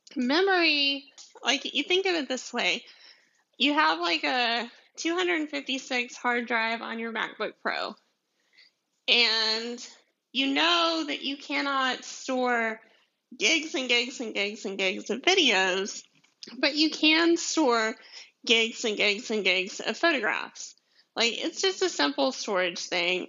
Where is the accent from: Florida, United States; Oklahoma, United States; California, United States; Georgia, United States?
Georgia, United States; deep south; accent: southern; my southern accent, which I'm from Georgia, like like deep south Georgia